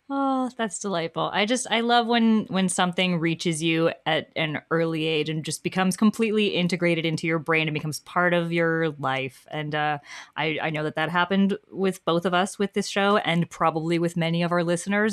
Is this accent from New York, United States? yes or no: yes; New York, United States; as a New Yorker